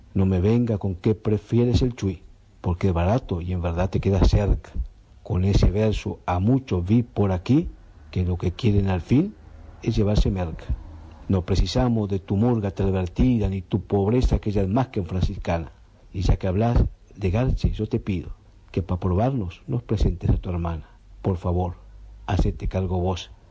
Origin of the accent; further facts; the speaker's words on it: Rivera, Uruguay; Yo por Rivera